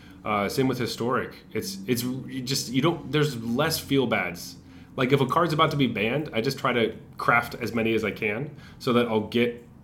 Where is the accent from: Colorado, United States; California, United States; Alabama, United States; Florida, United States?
Colorado, United States; from my hometown in Colorado.